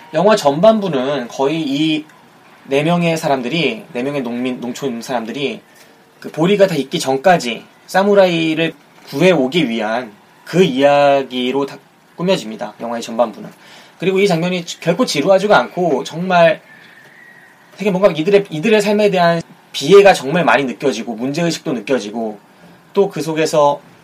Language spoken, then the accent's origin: Korean; South Korea